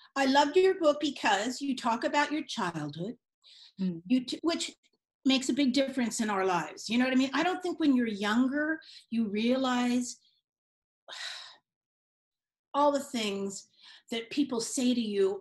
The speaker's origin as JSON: {"language": "English", "town": "San Francisco", "region": "California", "country": "United States", "tie": "born or raised there", "also_born_or_lived": "Marin", "said": "I grew up in San Francisco"}